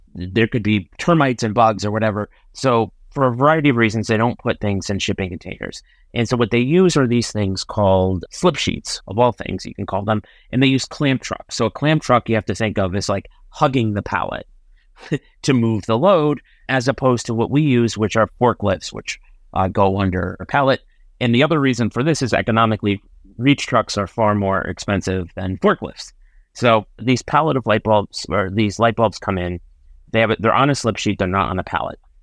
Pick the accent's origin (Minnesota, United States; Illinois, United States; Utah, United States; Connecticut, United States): Connecticut, United States; Enfield; I'm from Enfield, Connecticut, so I've lived almost all my life in Hartford County